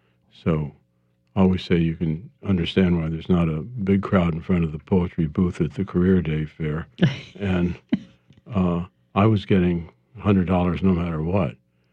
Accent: Kansas City, Missouri, United States; moved away; I'm from Kansas City

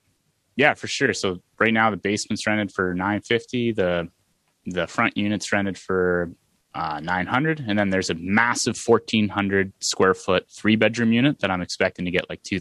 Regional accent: Aurelia, Iowa, United States; Oh, you're from Aurelia. I'm from Aurelia too. I've been here forever.

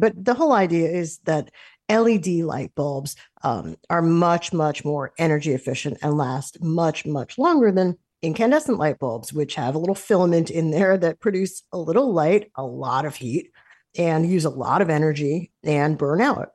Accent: United States

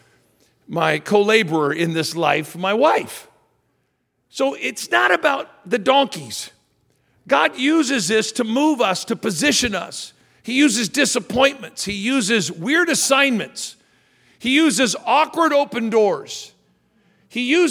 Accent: Redding, California, United States; also born or lived in Sacramento, California; We were living in Redding, California. I was going into my senior year of high school

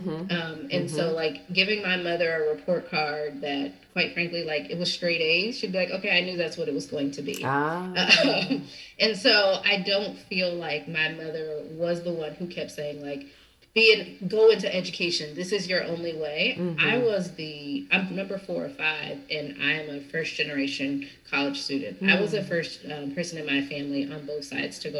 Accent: Southern California, United States; I grew up in Southern California.

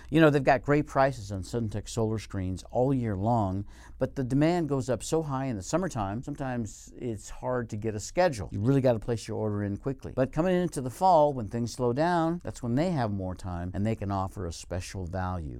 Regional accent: Colorado, United States; moved away as an adult; also born or lived in Arizona / northern Nevada; now in Nevada, United States; When I lived in Colorado, which is my home state

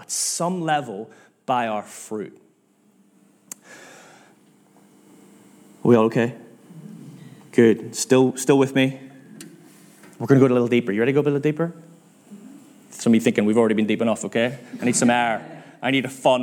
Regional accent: Northern Ireland, United Kingdom; now in Manchester, United Kingdom; I'm from Northern Ireland

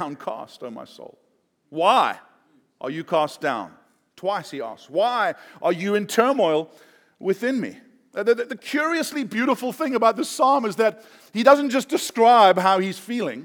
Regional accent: South Africa; I'm South African

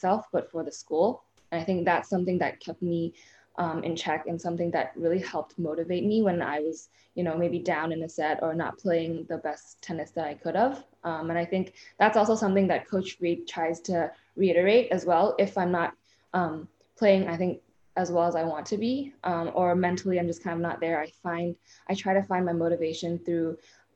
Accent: Hong Kong; moved away as an adult; also born or lived in Middletown, Connecticut, United States; playing juniors growing up in Asia, like, everything was more individual. Like, there's nothing really that was really a team event, or even if we did travel as a team, like playing for Hong Kong

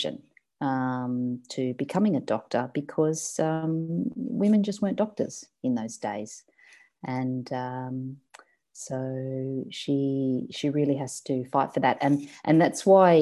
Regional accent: Sydney, New South Wales, Australia; moved away as an adult; now in Melbourne, Australia; I grew up in Sydney in the suburb of Cronulla, and I moved to Melbourne about 5 years ago

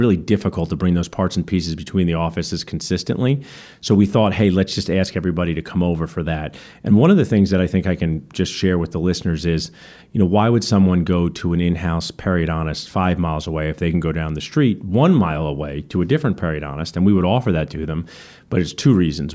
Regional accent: Ewing, New Jersey, United States; where I grew up in Ewing

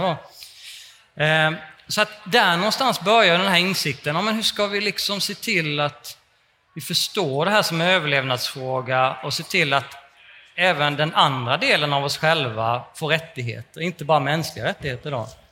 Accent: Småland, Kalmar County, Sweden; jag kommer från Småland och så läste jag med gymnasiet i Kalmar

